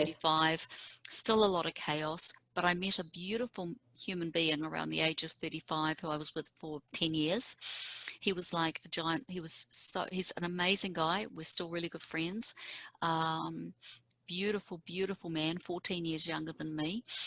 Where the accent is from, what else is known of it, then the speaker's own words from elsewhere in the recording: Auckland, New Zealand; moved away as an adult; now in Seattle, United States; We grew up on the North Shore together